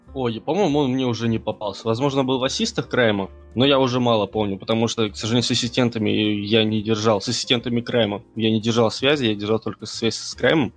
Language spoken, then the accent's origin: Russian; Tatarstan, Russia; я хоть татарин, но татарский я вообще не бельмим